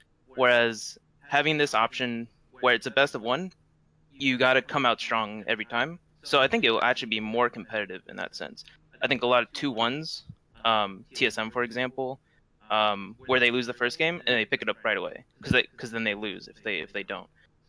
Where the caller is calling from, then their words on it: Phoenix, Arizona, United States; Phoenix, Arizona.